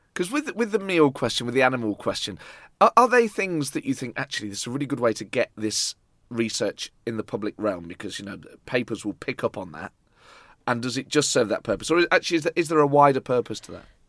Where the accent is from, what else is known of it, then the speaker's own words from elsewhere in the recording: Nottingham, East Midlands, United Kingdom; I grew up in Nottingham